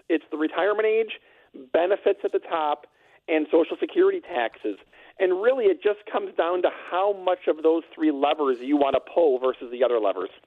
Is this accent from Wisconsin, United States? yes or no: yes; Wisconsin, United States; I'm from Wisconsin